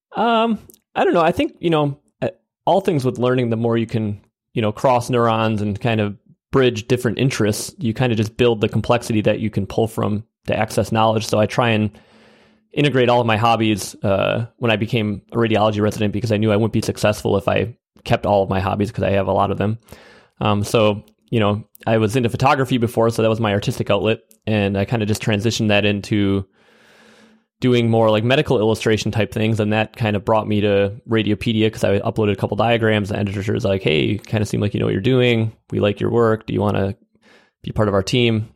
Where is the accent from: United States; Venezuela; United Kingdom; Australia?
United States; Wisconsin Rapids, Wisconsin; a small town called Wisconsin Rapids, Wisconsin